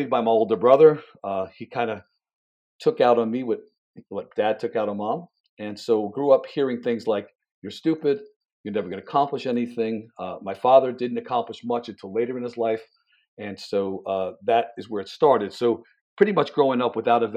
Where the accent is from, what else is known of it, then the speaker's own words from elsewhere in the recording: Jersey City, New Jersey, United States; growing up in Jersey City in a low middle class family